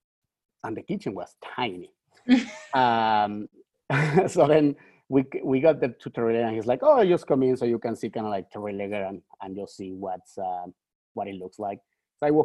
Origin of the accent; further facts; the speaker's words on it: Mexico; moved away as an adult; also born or lived in Toronto, Canada / Vancouver, Canada; now in Canada; I'm Mexican.